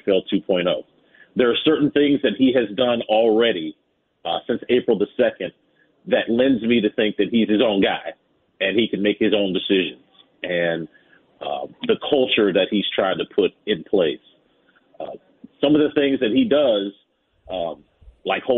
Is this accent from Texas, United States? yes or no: no; Winston-Salem, North Carolina, United States; I've born there. I'm from Winston-Salem, North Carolina